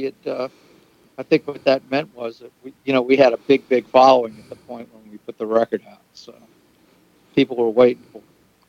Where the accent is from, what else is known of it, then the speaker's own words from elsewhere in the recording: New Orleans, Louisiana, United States; moved away as an adult; now in New York, United States; Yeah, we're from New Orleans.